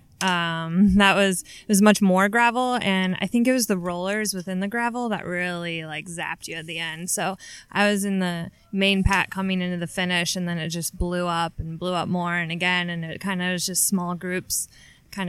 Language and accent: English; Chicago, Illinois, United States; I'm from Chicago